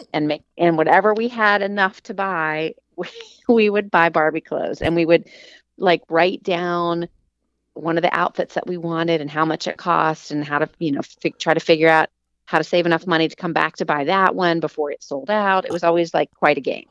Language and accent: English; Huntington, West Virginia, United States; I grew up in the Enslow Park neighborhood, and when I was old enough, I could walk to Heck's